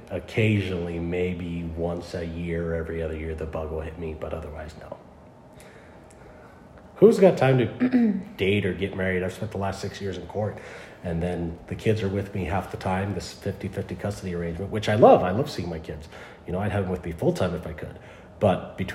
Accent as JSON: {"language": "English", "region": "California", "country": "United States", "said": "California originally."}